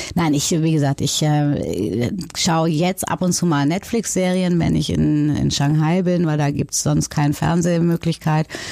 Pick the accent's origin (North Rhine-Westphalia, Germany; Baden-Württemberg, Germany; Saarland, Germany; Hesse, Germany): North Rhine-Westphalia, Germany; now in Hamburg, Germany; ich in Nordrhein-Westfalen groß geworden bin